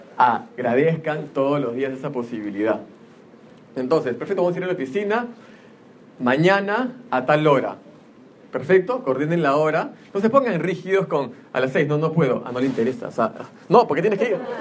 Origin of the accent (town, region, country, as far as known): Peru